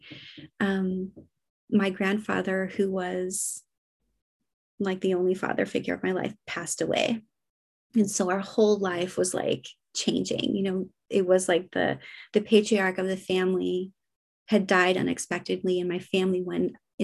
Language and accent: English; United States; now in Copenhagen, Denmark; I live in Copenhagen. I'm an American